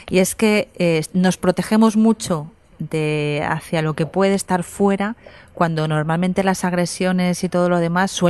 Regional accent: Candasnos, Aragon, Spain; yo soy de Candasnos.

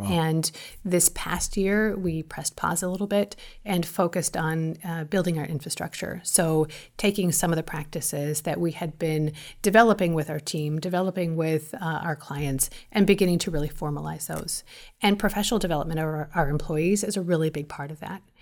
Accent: Los Angeles, California, United States; I grew up in Los Angeles

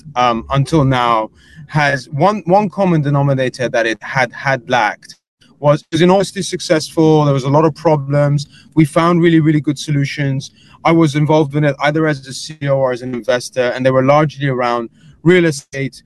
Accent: England, United Kingdom; accent: English; moved away as an adult; now in United States; I'm an Englishman. You can tell from the accent.

